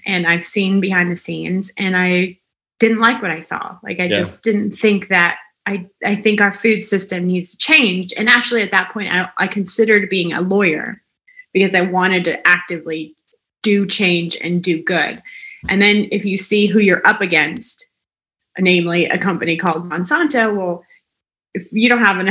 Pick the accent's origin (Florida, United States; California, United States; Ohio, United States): California, United States; Southern; I grew up in Southern California